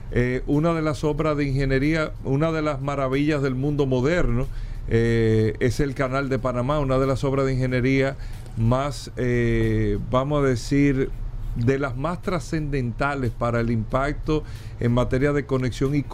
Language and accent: Spanish; Dominican Republic; esto está afectando directamente a nosotros como República Dominicana.